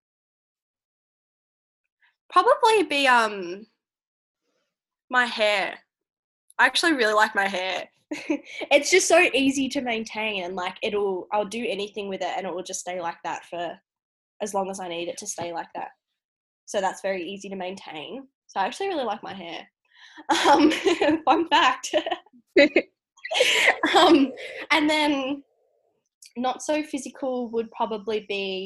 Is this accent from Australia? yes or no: yes; Tasmania, Australia; moved away; I'm from Tassie